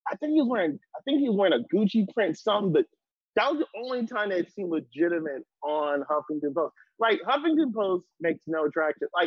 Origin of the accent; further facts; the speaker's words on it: San Francisco, California, United States; man, I'm from San Francisco. I'm from San Francisco.